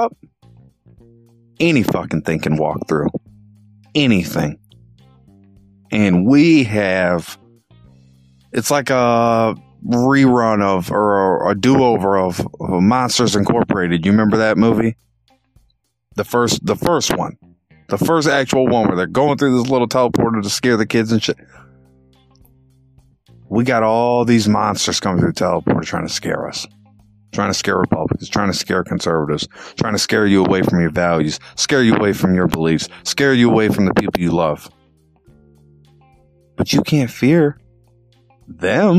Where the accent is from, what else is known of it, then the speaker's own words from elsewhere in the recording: Illinois, United States; I'm from Illinois